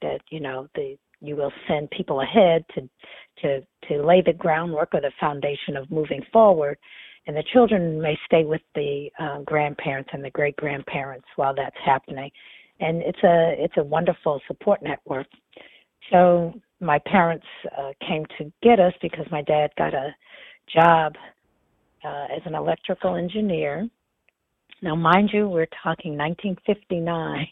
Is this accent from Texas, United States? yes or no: no; Lexington, Massachusetts, United States; born or raised there; also born or lived in Nashville, Tennessee